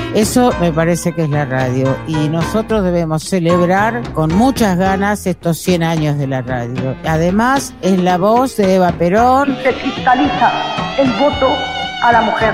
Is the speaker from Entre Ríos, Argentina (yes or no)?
yes; Entre Ríos, Argentina; moved away; yo escuchaba de niña allá en Entre Ríos, en mi pueblo